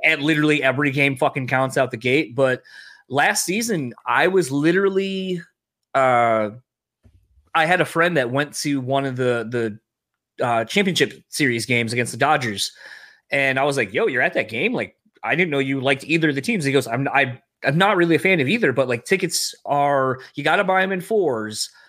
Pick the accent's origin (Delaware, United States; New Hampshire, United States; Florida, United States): Delaware, United States; now in Michigan, United States; I grew up initially in Delaware, that's where I'm from, and then I, I live here in Michigan.